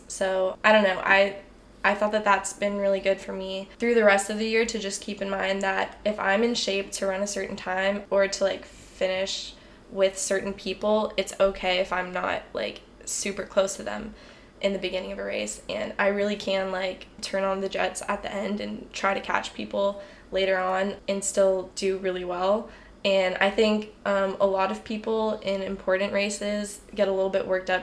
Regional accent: Houston, Texas, United States; moved away as an adult; I'm from Houston

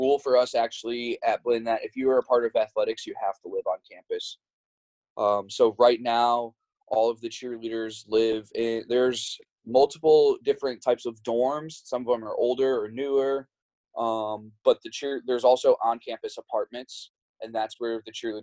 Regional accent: Chicago, Illinois, United States; now in Texas, United States; I am originally from the Chicago area.

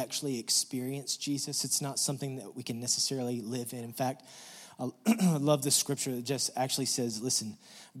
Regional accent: West Texas, United States; we're from West Texas, and you have to drive a really long way to get out of West Texas

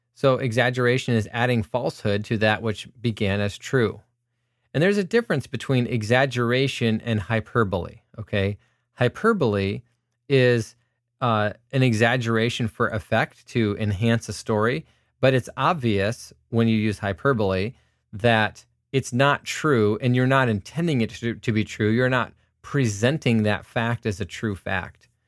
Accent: United States; I'm an American who is a Christian

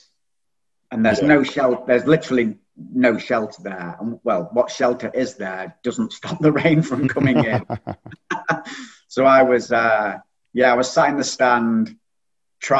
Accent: Stockport, North West England, United Kingdom; accent: northern; moved away as an adult; also born or lived in Macclesfield; now in Hastings, United Kingdom; you might be able to tell from the accent, I'm from the north. So I was born in Stockport

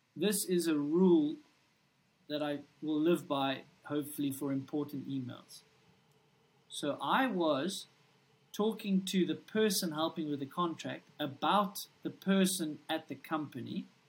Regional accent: South Africa; I'm a kid from South Africa

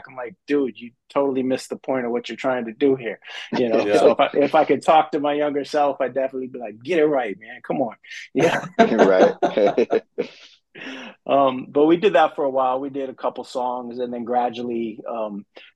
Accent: Colorado, United States; also born or lived in Denver / Grand Junction; I'm originally from Colorado. I born in Colorado Springs, and then high school in the Denver area. Kind of bounced back and forth between the two cities for a big portion of my life

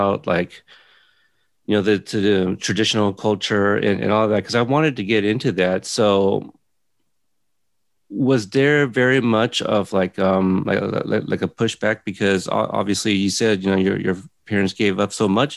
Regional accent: Portland, Oregon, United States; also born or lived in Corpus Christi, Texas; I was in Texas till I was 6, and I've been in Portland, Oregon ever since.

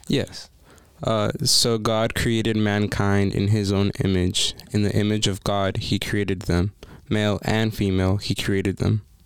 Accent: Las Vegas, Nevada, United States; I am from Las Vegas

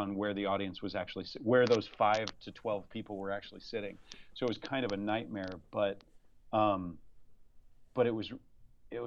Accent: Iowa, United States; moved away as an adult; also born or lived in Nebraska; now in Houston, United States; The sweet corn of my hometown. The best thing about my hometown is the sweet corn

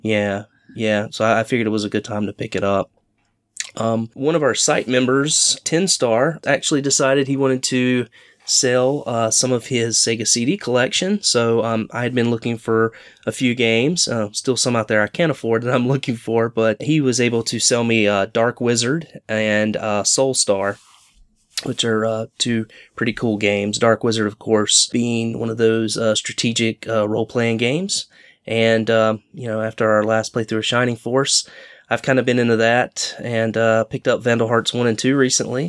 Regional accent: Charlotte, North Carolina, United States; growing up in the Charlotte, North Carolina area

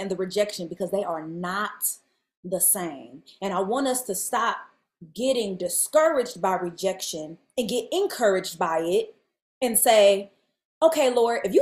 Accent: Cleveland, Ohio, United States; moved away; tour into my hometown and play Cleveland

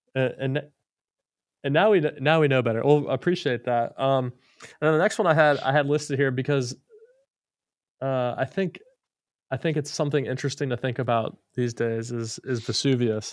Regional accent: Florida, United States; I'm from Florida. I grew up in Florida

